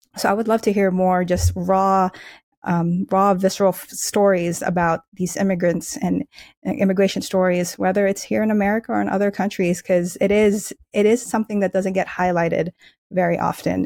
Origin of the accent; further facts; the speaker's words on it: Philippines; now in United States; I was born in the Philippines, we and my family immigrated here